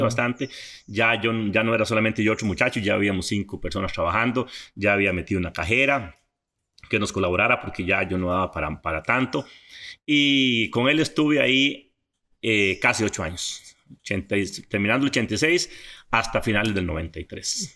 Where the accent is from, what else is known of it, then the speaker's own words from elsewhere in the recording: Coto Brus, Puntarenas, Costa Rica; also born or lived in Pérez Zeledón / San José; nos fuimos a un lugar que se llama Monterrey y por ahí por ahí estuve toda, toda mi niñez y adolescencia